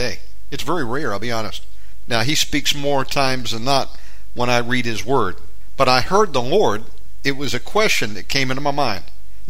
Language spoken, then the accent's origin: English; United States; now in Indonesia; I'm an American living in Indonesia